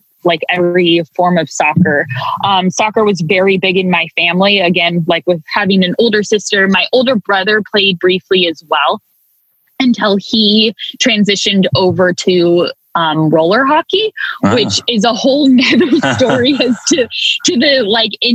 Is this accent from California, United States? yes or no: yes; Hayward, California, United States; I was born and raised in Hayward, California, which is beautifully nestled right in the East Bay near Oakland